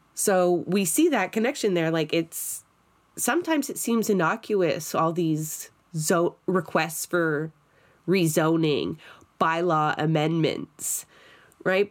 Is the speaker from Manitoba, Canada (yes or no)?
no; Toronto, Ontario, Canada; I'm from Scarborough